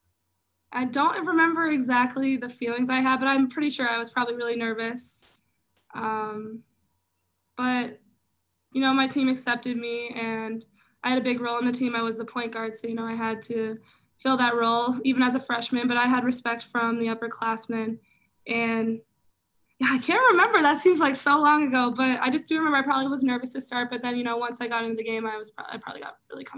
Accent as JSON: {"language": "English", "region": "Minnesota", "country": "United States", "said": "I am from Minnesota, so, you know, state of hockey"}